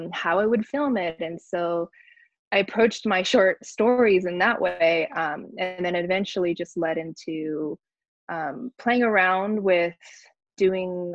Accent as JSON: {"language": "English", "town": "Barstow", "region": "California", "country": "United States", "tie": "born or raised there", "moved": "yes", "lives_now": "Los Angeles, United States", "said": "I'm based in LA area, but I'm from Barstow, California, which is like a very small desert town on the way to Vegas"}